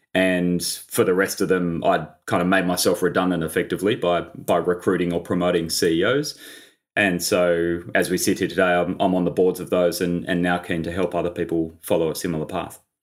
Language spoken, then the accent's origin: English; Sydney, New South Wales, Australia; also born or lived in London; I grew up in Sydney, um, on the beaches